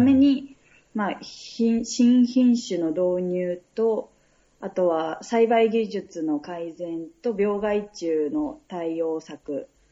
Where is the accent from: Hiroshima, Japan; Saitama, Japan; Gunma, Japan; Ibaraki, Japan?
Saitama, Japan; 地元は大宮だった